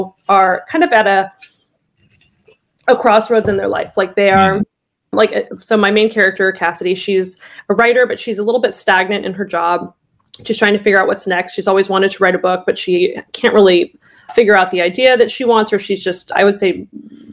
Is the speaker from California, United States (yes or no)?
yes; Orange County, Southern California, United States; moved away as an adult; also born or lived in Los Angeles, United States; now in Maryland, United States; I grew up in California, in Southern California, Orange County area